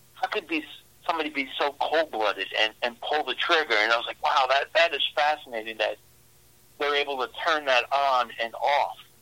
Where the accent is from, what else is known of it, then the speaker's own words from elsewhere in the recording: New York City, New York, United States; moved away as an adult; also born or lived in Long Island, New York; now in Midwest, United States; born and raised in Brooklyn, lived on Long Island